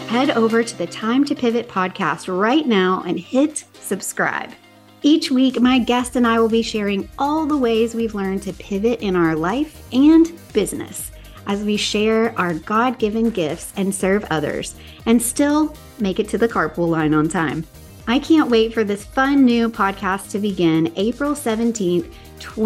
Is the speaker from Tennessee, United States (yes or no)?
yes; Tennessee, United States; moved away; I am back from Tennessee. I'm curious if it's going to sound like my accent is back in full force